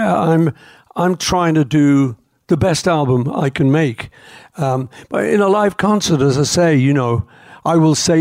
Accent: Liverpool, North West England, United Kingdom; I was just some kid growing up in Liverpool.

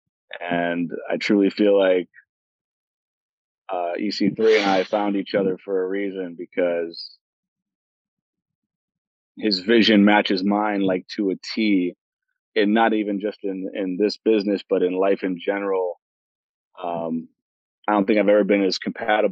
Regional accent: Cleveland, Ohio, United States; my hometown in Cleveland, Ohio.

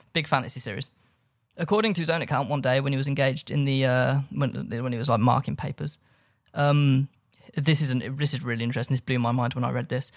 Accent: Birmingham, West Midlands, United Kingdom; I grew up in Birmingham

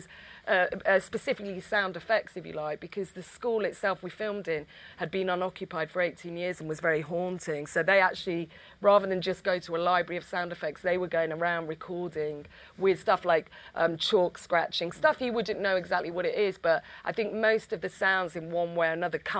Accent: Stockport, North West England, United Kingdom; We're from Stockport. We're actually from the same. We didn't go to the same school

